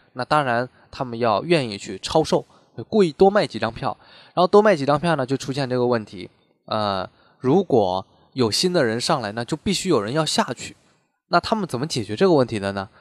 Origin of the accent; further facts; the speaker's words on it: China; 我们中国人